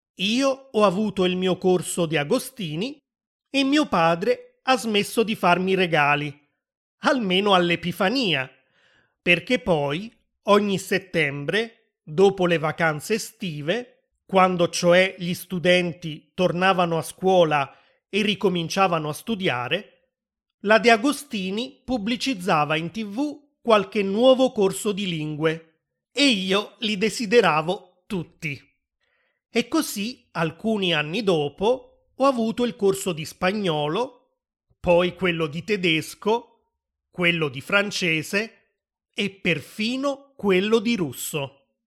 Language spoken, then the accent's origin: Italian; Naples, Campania, Italy; sono nato a Napoli, nel sud dell'Italia